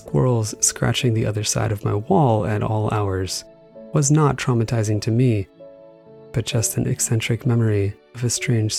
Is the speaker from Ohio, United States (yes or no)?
no; Killingly, Connecticut, United States; also born or lived in New Hampshire; We moved from New Hampshire to a small town in Killingly, Connecticut, where I lived in many houses over time.